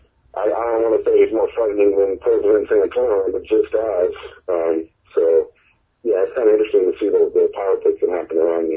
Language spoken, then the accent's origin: English; Beaver Falls, Pennsylvania, United States; Yes, yeah. I'm from Beaver Falls, the city that Jermaine came from.